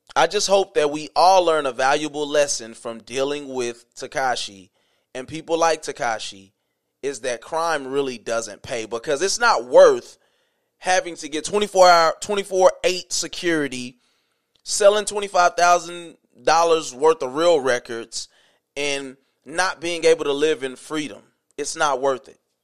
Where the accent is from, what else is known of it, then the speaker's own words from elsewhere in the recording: the South, United States; I grew up in the South. I grew up in the dirty South.